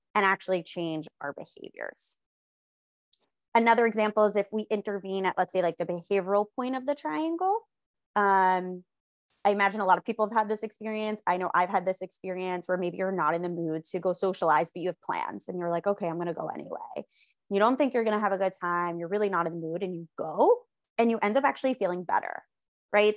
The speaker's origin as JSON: {"language": "English", "region": "New York", "country": "United States", "said": "I am a New Yorker. I live, like, right outside of Manhattan"}